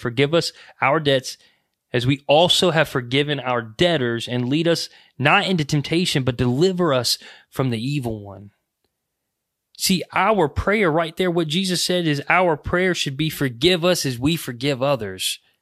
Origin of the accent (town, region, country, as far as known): United States